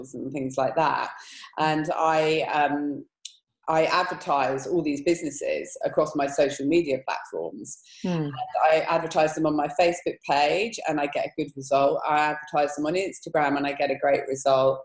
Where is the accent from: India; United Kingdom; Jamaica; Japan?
United Kingdom; England; Being English